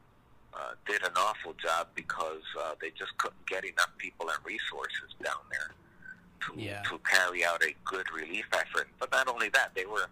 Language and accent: English; United States; my parents are Puerto Rican and I was born here in the United States